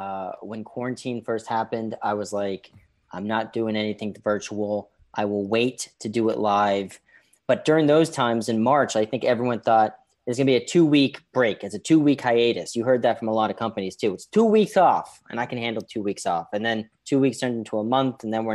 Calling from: New York City, New York, United States; I'm coming in from New York City, so the old Wuhan of the United States, we've survived it.

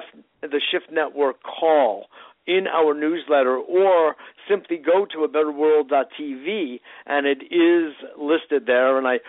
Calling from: New York, United States; Well, I'm in New York. So it would be 8:30 New York time, exactly.

